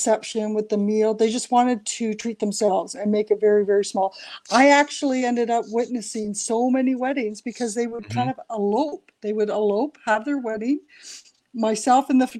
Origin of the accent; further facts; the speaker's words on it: Ontario, Canada; also born or lived in Banff / Toronto; I grew up in Ontario